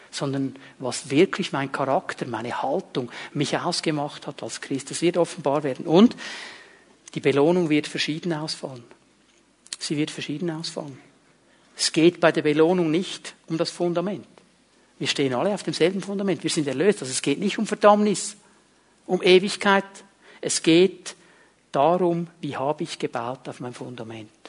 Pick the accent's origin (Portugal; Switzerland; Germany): Switzerland; Zurich; Und ich bin in diesem kleinen Bauerndorf aufgewachsen im Kanton Zürich und zu der damaligen Zeit, da gab es nicht viele Italiener oder Halbitaliener